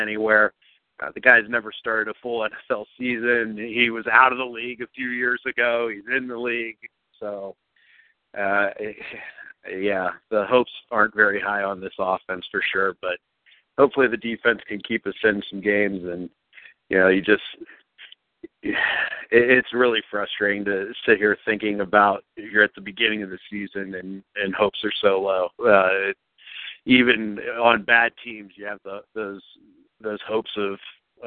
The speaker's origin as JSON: {"language": "English", "town": "Youngstown", "region": "Ohio", "country": "United States", "moved": "yes", "lives_now": "Columbus, United States", "said": "from Youngstown to Columbus"}